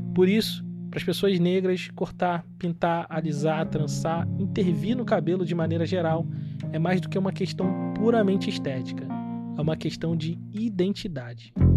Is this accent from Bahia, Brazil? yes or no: no; Nova Iguaçu, Rio de Janeiro, Brazil; now in Joinville, Brazil; lá em Austin, Nova Iguaçu, que é o bairro onde eu cresci